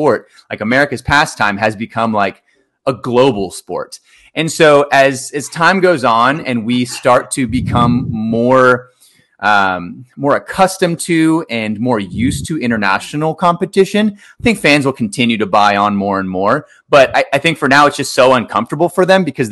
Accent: Austin, Texas, United States; I grew up in Austin

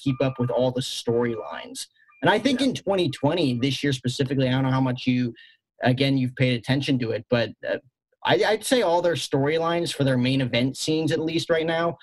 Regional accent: New Jersey, United States; I grew up in Jersey, a Mets fan

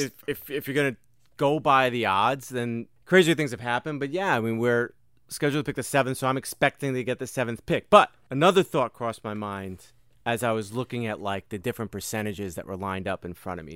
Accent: Austin, Texas, United States; I'm from Austin, Texas

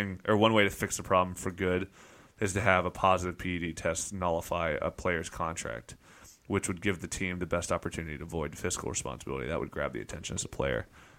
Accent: Statesboro, Georgia, United States; born there; I was born in Bullets Country Hospital in Statesboro, Georgia in 1974.

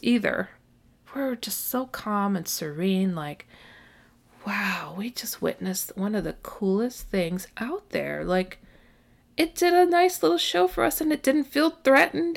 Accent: Midwest, United States; I was raised in the Midwest

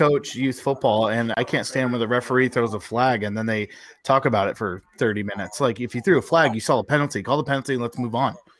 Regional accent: North Carolina, United States; I'm from North Carolina, Jim

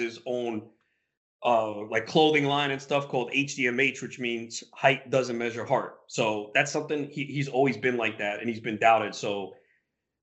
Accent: New York, United States; we're both from New York

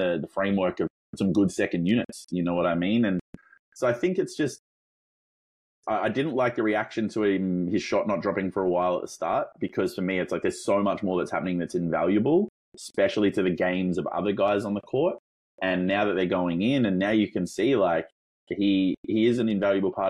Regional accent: Australia; obviously by my accent, you might be able to tell that I'm not from Northern America. I'm Australian

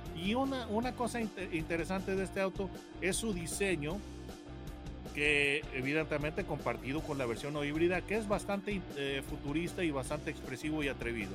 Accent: Mexico; yo como mexicano

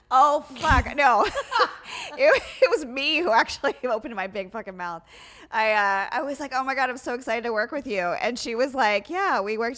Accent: Pennsylvania, United States; moved away as an adult; also born or lived in Miami; So I grew up in Pennsylvania

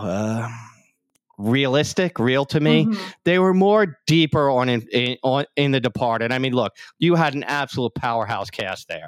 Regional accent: New York City, New York, United States; also born or lived in Queens, New York / Howard Beach, New York; I grew up in Staten Island

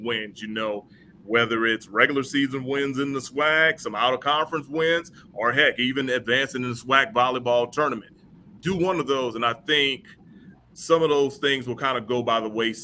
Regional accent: Napoleonville, Louisiana, United States; now in Huntsville, United States; I'm from Napoleonville, Louisiana

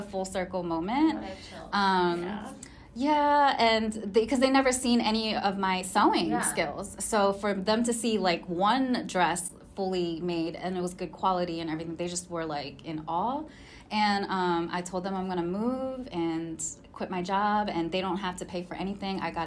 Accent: Cheltenham, Pennsylvania, United States; moved away as an adult; also born or lived in York, Pennsylvania; now in Los Angeles, United States; I moved to the outer skirts of Philadelphia

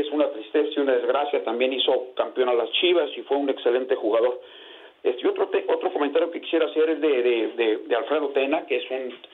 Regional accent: Mexico; now in Chicago, United States; yo como mexicano

